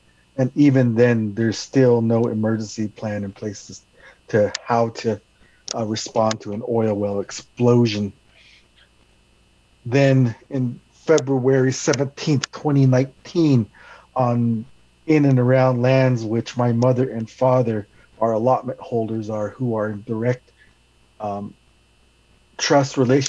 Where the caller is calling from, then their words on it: Albuquerque, New Mexico, United States; I'm from calling from New Mexico, from the occupied lands of the Tiwa people in Albuquerque, because there's a good internet here.